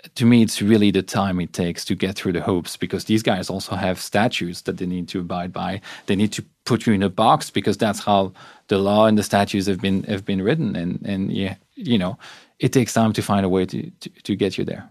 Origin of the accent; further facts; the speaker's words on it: Belgium; moved away; I'm from Belgium. We come from societies where healthcare is effectively free